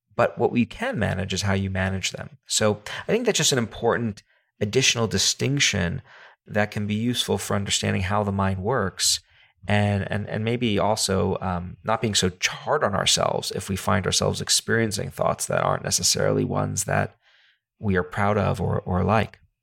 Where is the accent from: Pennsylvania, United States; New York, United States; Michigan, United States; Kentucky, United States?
New York, United States; New York City; I come from New York City